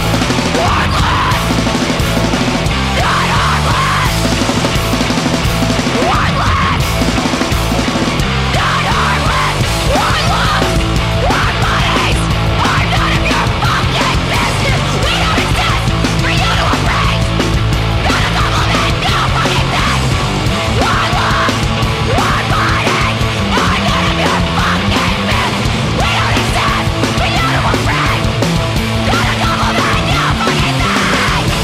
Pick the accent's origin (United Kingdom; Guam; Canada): Canada; we're a band from Canada